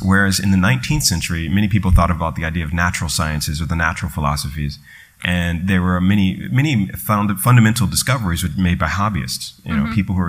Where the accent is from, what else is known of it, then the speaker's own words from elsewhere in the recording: New York, United States; They would come up to me and start speaking in Hindi, and I was like, no, New York, you know, sorry.